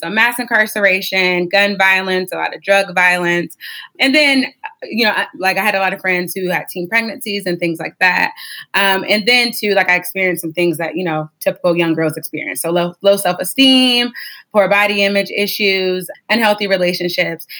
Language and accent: English; Warren, Ohio, United States; I'm from a small town. It's called Warren. It's towards Youngstown in Ohio, but it's not Youngstown. It's Warren. People get that mistaken a lot. And so I grew up in Warren